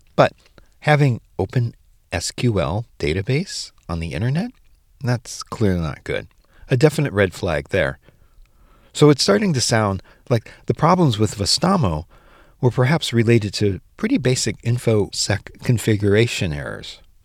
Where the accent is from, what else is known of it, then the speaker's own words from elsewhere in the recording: United States; as an American